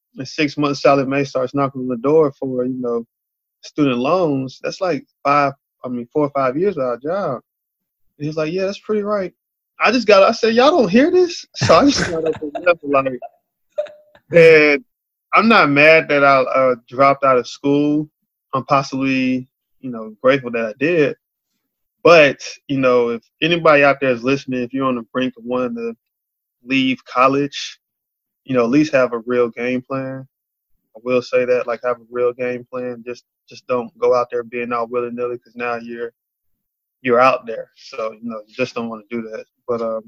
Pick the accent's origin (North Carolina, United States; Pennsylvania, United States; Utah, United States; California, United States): North Carolina, United States; Charlotte; I'm from Charlotte.